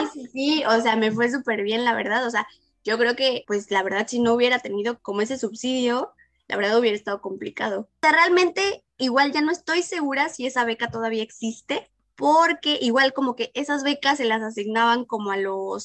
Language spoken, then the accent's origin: Spanish; Puebla, Mexico; moved away as an adult; also born or lived in Hannover, Germany; now in Berlin, Germany; yo estudié en, una universidad en Puebla, pues soy de Puebla